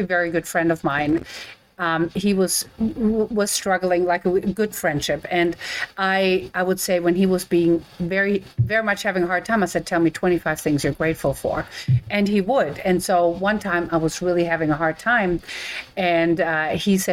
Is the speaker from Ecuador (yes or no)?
no; Germany; now in United States; I'm from Germany